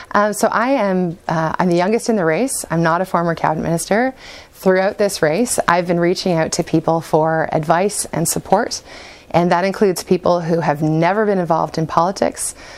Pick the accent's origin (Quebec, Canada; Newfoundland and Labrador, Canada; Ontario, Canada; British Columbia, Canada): Ontario, Canada; Exeter; now in London, Canada; I grew up in Exeter